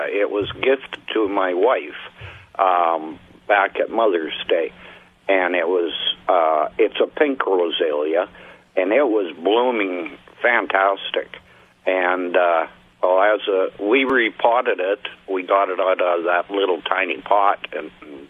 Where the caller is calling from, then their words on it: Corning, United States; Corning. So we're down towards Stoughton.